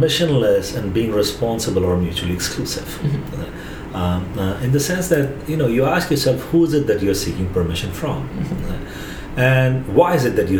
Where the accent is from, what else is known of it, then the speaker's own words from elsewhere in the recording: India; Growing up in India, we did not have voicemails